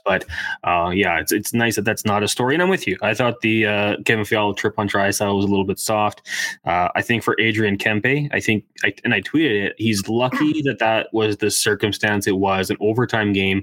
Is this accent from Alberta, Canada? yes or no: yes; Edmonton, Alberta, Canada; I'm from Edmonton, worked uh, production for the Oil Kings